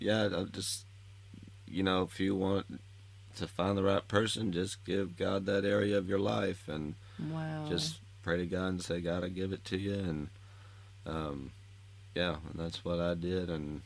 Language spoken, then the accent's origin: English; Lubbock, Texas, United States; born or raised there